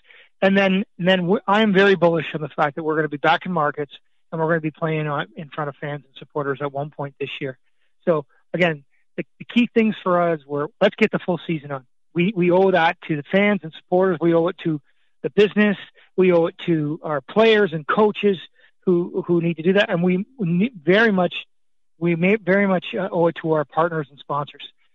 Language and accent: English; Scotland, United Kingdom; now in Canada; I was born in Scotland. I've been in Canada for 55 years now